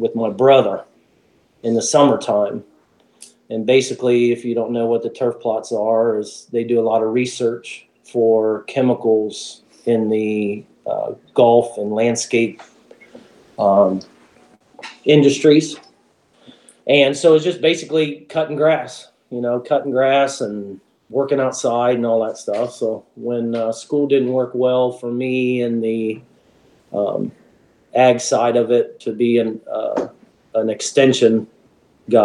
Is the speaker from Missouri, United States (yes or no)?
no; Columbus, Ohio, United States; I grew up in Columbus and went to Ohio State, graduated in 91